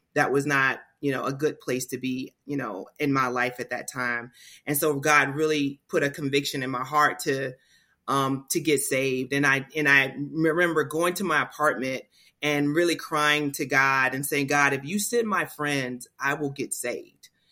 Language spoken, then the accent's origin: English; Portsmouth, Virginia, United States; I grew up in Portsmouth, Virginia, So I've lived here in this area all of my life